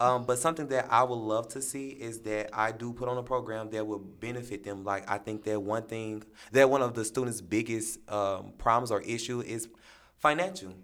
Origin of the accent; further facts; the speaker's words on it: St. Louis, Missouri, United States; I am from Saint Louis, Missouri, this city